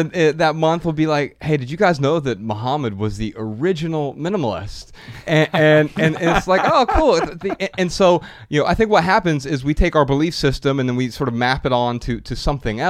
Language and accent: English; Dayton, Ohio, United States; I grew up really poor in Dayton, Ohio, food stamps, government assistance